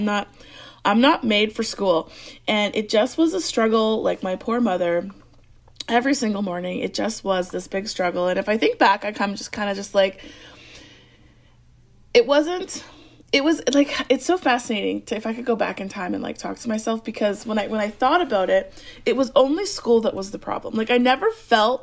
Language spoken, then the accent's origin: English; Alberta, Canada; I grew up in Alberta, which is above Montana.